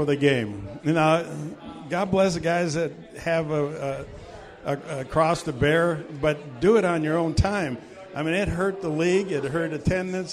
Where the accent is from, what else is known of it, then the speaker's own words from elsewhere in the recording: Wisconsin, United States; I grew up in Wisconsin